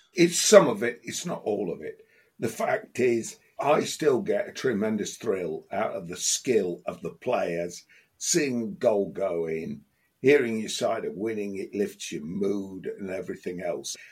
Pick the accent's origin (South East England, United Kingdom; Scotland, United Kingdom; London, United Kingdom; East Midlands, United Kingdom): East Midlands, United Kingdom; Leicester; moved away as an adult; I've not lived in Leicester for 40 odd years now